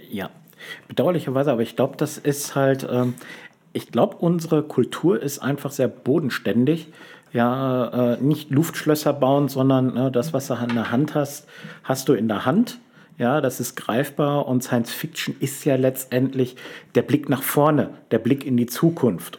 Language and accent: German; Lünen, North Rhine-Westphalia, Germany; moved away; ich habe lange Zeit an einem Ort gelebt, den ich persönlich sehr öde fand. Lünen, Lünen an der Lippe